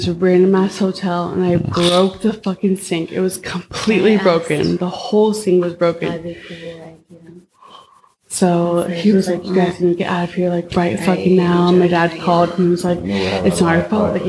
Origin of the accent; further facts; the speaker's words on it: Palm Springs, California, United States; moved away as an adult; also born or lived in Santa Cruz / San Diego / Rhode Island; I'm from the Palm Springs area.